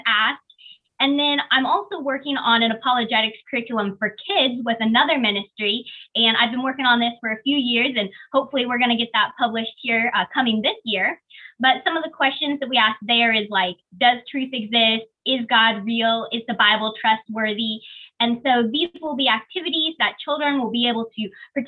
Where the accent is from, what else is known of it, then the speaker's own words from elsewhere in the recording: Kansas City, Missouri, United States; also born or lived in China; I was adopted from China when I was a baby, and I grew up here in Kansas City